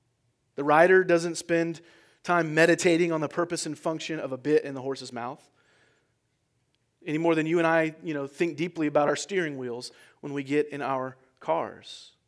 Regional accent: California, United States; I'm originally from California, and it seems like every time you turn on the TV, the whole state is on fire, right?

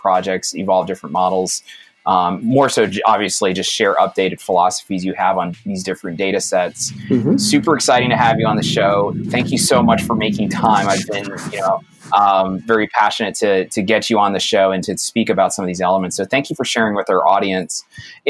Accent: New York City, New York, United States; I was born in Brooklyn

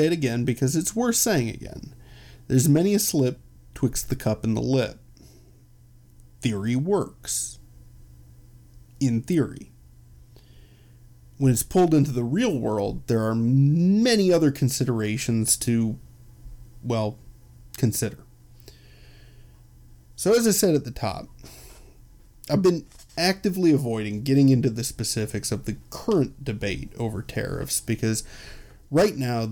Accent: Chicago, Illinois, United States; I'm from Chicago

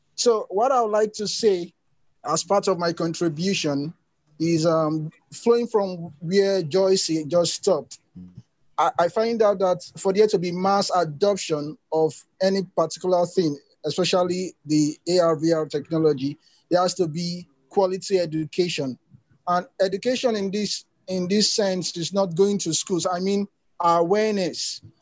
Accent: Nigeria; I'm from Nigeria

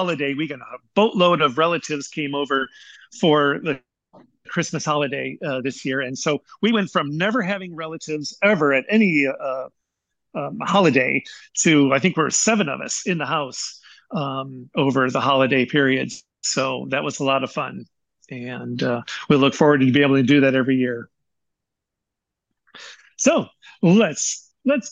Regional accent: Michigan, United States; moved away; my growing up in Michigan

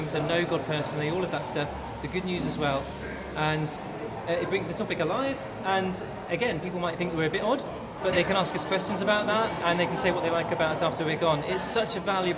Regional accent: Bournemouth, South West England, United Kingdom; I'm from Bournemouth

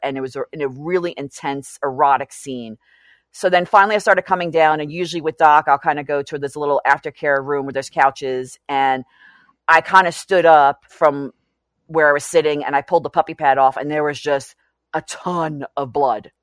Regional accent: New York City, New York, United States; I grew up in New York City.

